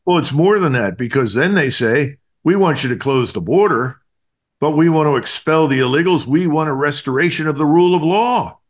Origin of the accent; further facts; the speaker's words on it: Philadelphia, Pennsylvania, United States; I'm from Philadelphia